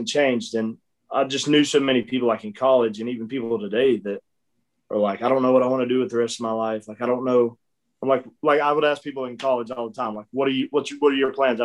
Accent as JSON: {"language": "English", "town": "Mills River", "region": "North Carolina", "country": "United States", "tie": "born or raised there", "moved": "yes", "lives_now": "Nashville, United States", "said": "I'm originally from North Carolina, right outside of Asheville. Grew up in a little town called Mills River. Spent my whole life there."}